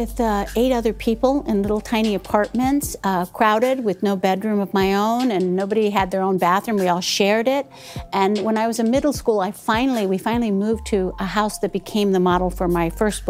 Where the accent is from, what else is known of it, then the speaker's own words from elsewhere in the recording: Chicago, Illinois, United States; moved away as an adult; also born or lived in Texas / Mexico; I couldn't explain that I was born in Chicago, Mexican parents, so that's when I became Chicano.